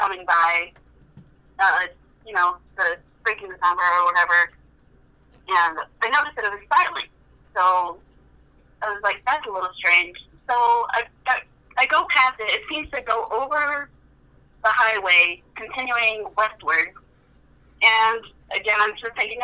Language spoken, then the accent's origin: English; Cleveland, Ohio, United States; I'm from Cleveland, Ohio